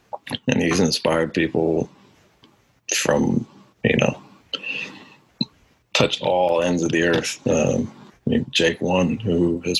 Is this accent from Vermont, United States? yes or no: no; Auburn, Washington, United States; I lived in a town or a city about 20 miles outside of Seattle called Auburn. It's a lower class suburb. A lot of working class folk.